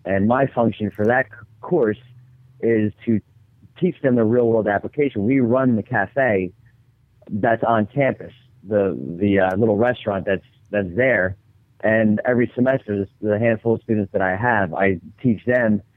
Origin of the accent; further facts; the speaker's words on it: Long Beach Island, New Jersey, United States; also born or lived in Cape May, New Jersey; I'm from Long Beach Island